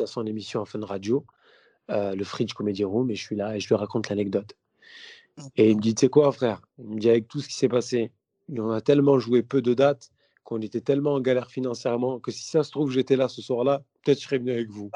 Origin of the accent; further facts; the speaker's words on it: Vitrolles, Provence-Alpes-Côte d'Azur, France; moi, je viens de Vitrolles. Tu vois, je suis, de Vitrolles